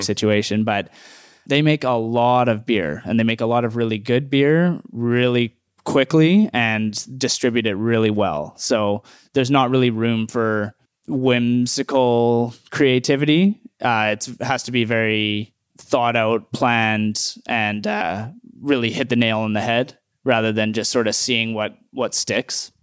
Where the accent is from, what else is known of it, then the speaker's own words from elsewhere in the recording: Edmonton, Alberta, Canada; moved away; I'm from Edmonton